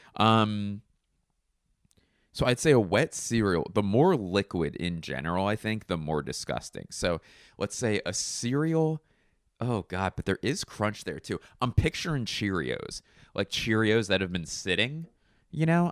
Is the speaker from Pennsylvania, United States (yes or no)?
yes; Philadelphia, Pennsylvania, United States; I'm from Philly